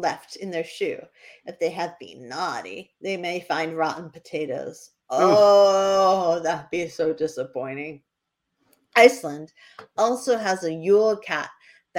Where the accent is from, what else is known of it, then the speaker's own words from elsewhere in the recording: New Hampshire, United States; I mispronounce everything because I'm from New Hampshire